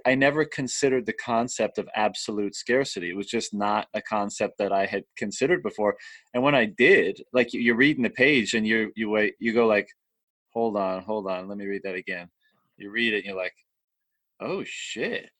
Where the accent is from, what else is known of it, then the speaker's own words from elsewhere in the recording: Canada; moved away as an adult; in my hometown, uh, yeah. and I've been living away for a long time, but I'm here now